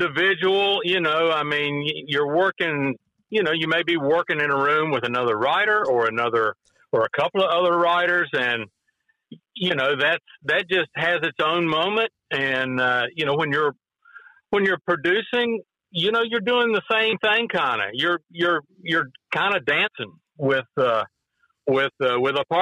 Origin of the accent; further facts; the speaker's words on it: Lincoln County, West Virginia, United States; I was brought up in Lincoln County, West Virginia, you know, in the 60s, in the 70s